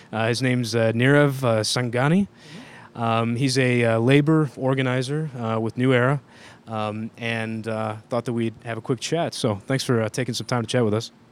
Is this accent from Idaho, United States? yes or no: no; Ohio, United States; I'm from Ohio